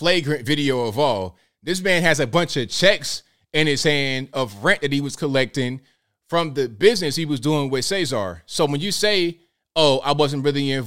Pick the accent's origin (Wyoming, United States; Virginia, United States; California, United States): Virginia, United States; Norfolk; I'm from Virginia, Norfolk